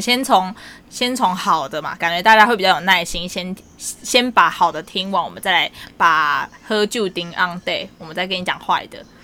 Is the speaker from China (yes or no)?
no; Tainan, Taiwan; also born or lived in Australia; 因为我是台南人